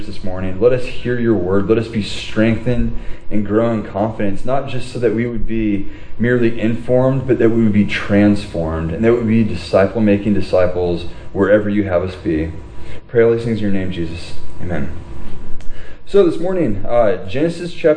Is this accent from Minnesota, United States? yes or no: no; Huntington Beach, California, United States; I grew up in Huntington Beach